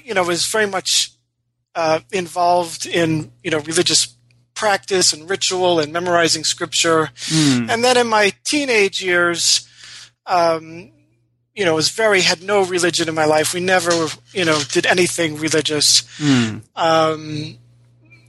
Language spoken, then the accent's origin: English; Rochester, New York, United States; I was born and raised in Rochester, New York